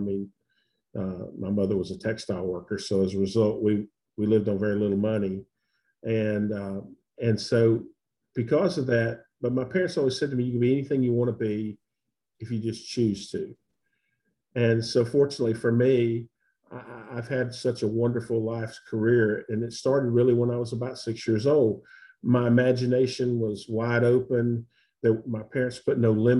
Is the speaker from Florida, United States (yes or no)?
yes; Pensacola, Florida, United States; also born or lived in Kingsport, Tennessee / Colorado; now in Birmingham, United States; I was born in Kingsport, Tennessee, and my parents left Tennessee when I was two. And moved to Pensacola, Florida